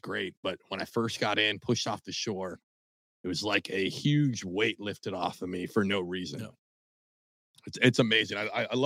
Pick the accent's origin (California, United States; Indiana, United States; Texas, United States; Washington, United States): Washington, United States; Tacoma; moved away; I'm originally from Tacoma, Washington, a suburb of Seattle